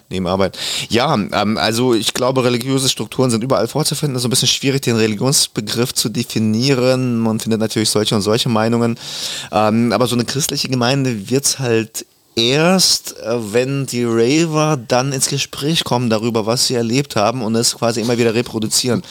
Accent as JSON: {"language": "German", "country": "Germany", "tie": "born or raised there", "also_born_or_lived": "Kazakhstan", "second_language": "German", "said": "ich war der einzige nicht-deutschsprachige in der dritten Klasse dann gleich und mhm. ich musste es relativ schnell lernen, die deutsche Sprache"}